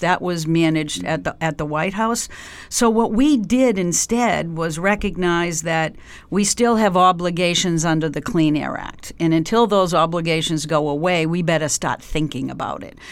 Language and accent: English; Canton, Massachusetts, United States; also born or lived in Dorchester, Boston; I grew up um, just south of Boston. My family uh, is originally from Dorchester, so when I was a young kid, we moved out um, uh, to Canton, Massachusetts, which is a few miles south